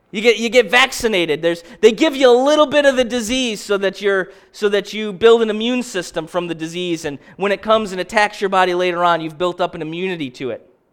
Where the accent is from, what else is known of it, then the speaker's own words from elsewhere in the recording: Baldwinsville, New York, United States; I'm from Baldwinsville